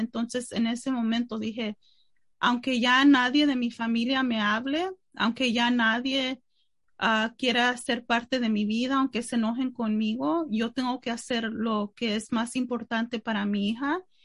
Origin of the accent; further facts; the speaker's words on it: Mexico; yo soy mexicana